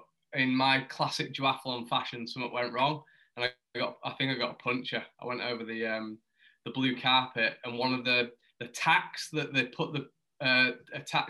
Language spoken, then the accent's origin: English; Huddersfield, Yorkshire and the Humber, United Kingdom; I grew up in Huddersfield, which is maybe like 30, 40 minutes from Leeds.